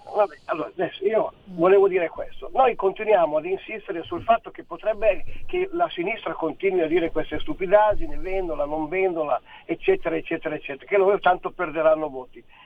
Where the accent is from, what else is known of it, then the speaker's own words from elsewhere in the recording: Milan, Lombardy, Italy; moved away as an adult; now in Friuli Venezia Giulia, Italy; Io sono un milanese trasferito in Friuli Venezia Giulia da tanti anni